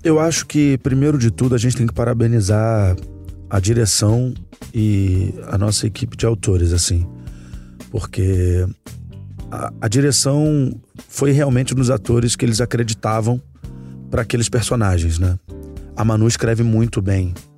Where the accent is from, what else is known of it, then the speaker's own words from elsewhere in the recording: Rio de Janeiro, Brazil; onde eu cresci, que era ali na prainha do Vidigal